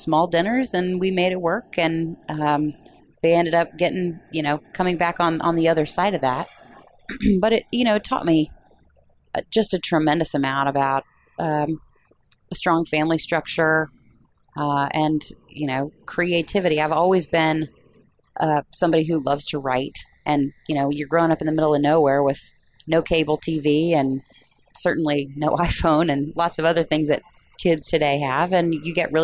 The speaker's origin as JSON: {"language": "English", "area": "near Peoria", "region": "Illinois", "country": "United States", "tie": "born or raised there", "said": "I grew up near Peoria, Illinois"}